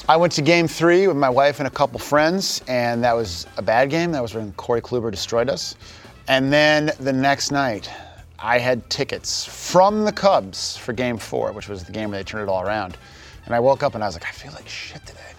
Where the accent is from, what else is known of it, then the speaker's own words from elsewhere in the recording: Chicago, Illinois, United States; we grew up right near Wrigley Fields